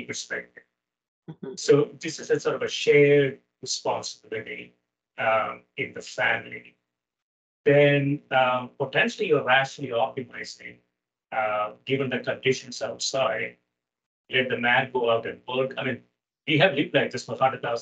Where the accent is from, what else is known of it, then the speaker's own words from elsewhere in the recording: Kerala, India; moved away; I grew up in South India, southwestern part of India. It's a place called Kerala